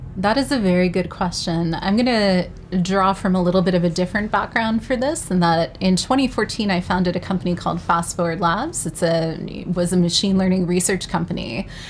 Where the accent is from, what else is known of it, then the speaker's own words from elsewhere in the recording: New York City, New York, United States; I'm proudly from New York City